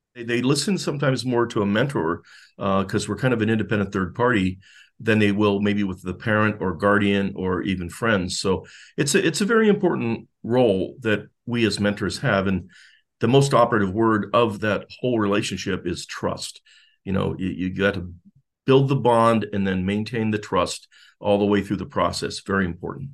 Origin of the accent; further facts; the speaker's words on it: Youngstown, Ohio, United States; moved away as an adult; also born or lived in Singapore / Jacksonville; now in Florida, United States; I'm from Youngstown, uh, area, Northeastern Ohio, born in Youngstown, born and raised